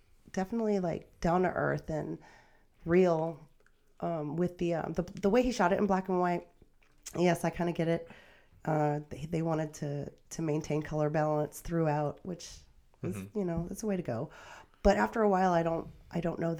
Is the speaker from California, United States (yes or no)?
no; outside Philadelphia, New Jersey, United States; the area that I grew up outside Philly, New Jersey